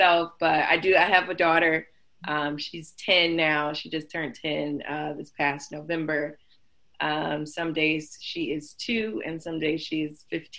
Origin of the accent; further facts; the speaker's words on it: Detroit, Michigan, United States; moved away as an adult; now in Atlanta, United States; I'm originally from Detroit. Moved from Detroit almost 6 years ago to finish school